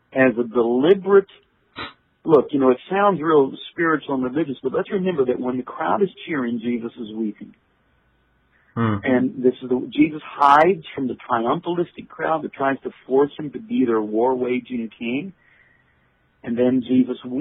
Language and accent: English; United States; also born or lived in Saint Joseph, Missouri; I'm an American citizen. I have an American passport